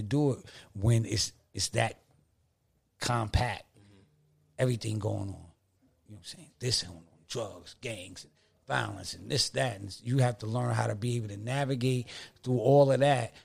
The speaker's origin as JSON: {"language": "English", "area": "Stapleton Projects", "region": "New York", "country": "United States", "said": "I'm from Stables and Projects"}